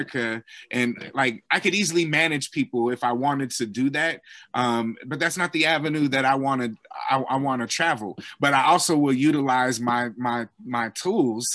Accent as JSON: {"language": "English", "area": "Bay Area", "region": "California", "country": "United States", "tie": "born or raised there", "said": "Growing up in the Bay Area"}